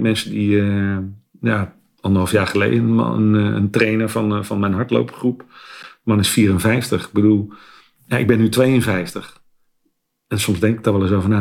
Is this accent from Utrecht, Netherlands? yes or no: no; Westland, South Holland, Netherlands; ik ben een geboren Westlander